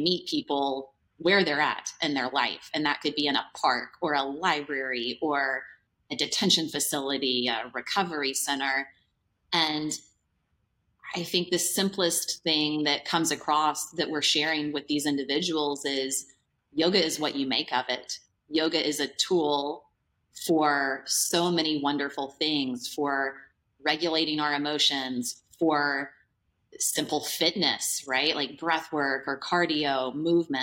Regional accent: Nashville, Tennessee, United States; Nashville, Tennessee here is my hometown

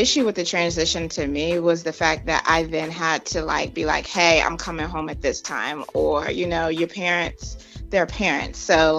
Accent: Wilmington, Delaware, United States; moved away as an adult; also born or lived in Virginia; I'm from Delaware.

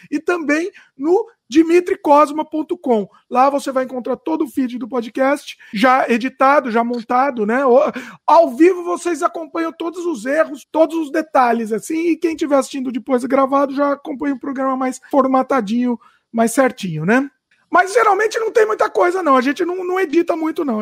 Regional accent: Brazil; porque eu sou brasileiro

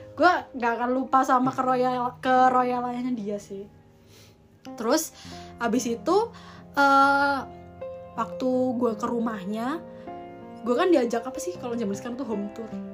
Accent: Malang, East Java, Indonesia

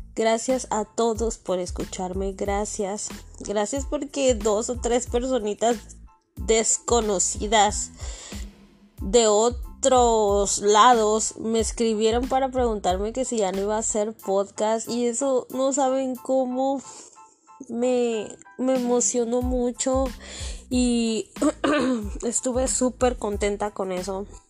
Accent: Mexico City, Mexico; soy del DF

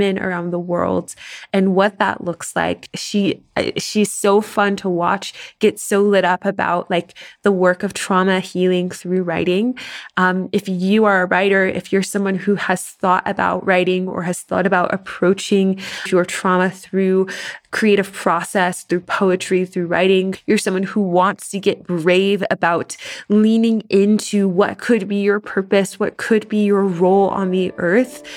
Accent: Tennessee, United States; Tennessee girl here

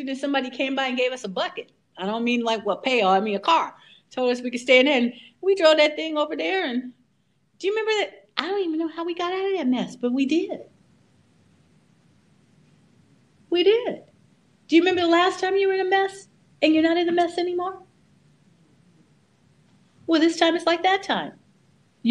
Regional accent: California, United States; I'm a Californian

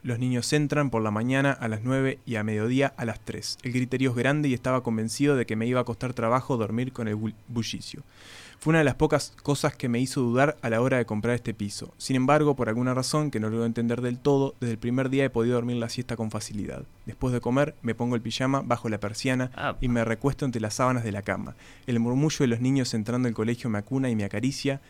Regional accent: Paysandú, Uruguay; moved away; yo vengo de Paysandú, un departamento bastante caluroso en verano

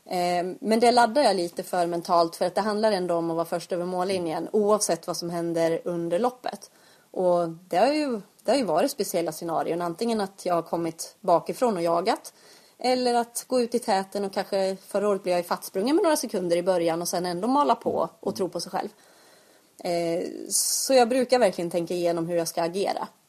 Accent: Eksjö, Jönköping County, Sweden; Och jag märker ju att, att folk förknippar mig med att jag är från Eksjö.

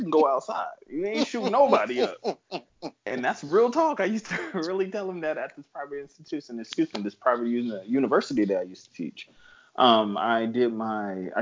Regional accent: San Bernardino, California, United States; I'm from San Bernardino, California. I mean, for the natives out here, we call it Adi.

